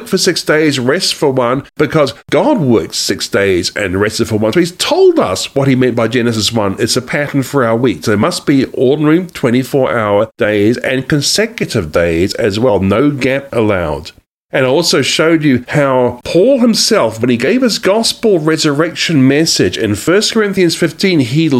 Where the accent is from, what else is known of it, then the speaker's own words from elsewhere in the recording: Australia; also born or lived in New Zealand; now in United States; I actually am from Australia and New Zealand. I was a dual national from those countries, but I'm also now an American citizen too, as of September 2019.